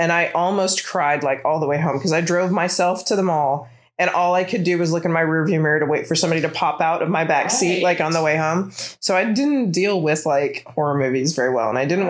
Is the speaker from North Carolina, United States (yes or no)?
no; Virginia, United States; I'm not from Alabama. I'm kind of from Virginia. My family's from Illinois. So I'm like an Air Force brat, but most of my childhood and like young adulthood is from Virginia. So technically that's the South, but we're right outside of DC.